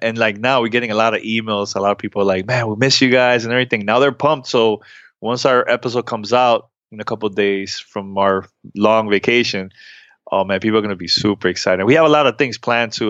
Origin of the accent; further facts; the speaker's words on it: New York City, New York, United States; now in Miami, United States; I grew up in New York City.